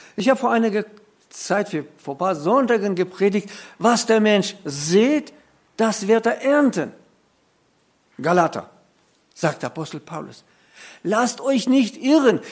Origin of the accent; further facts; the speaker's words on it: Germany; bei uns in Deutschland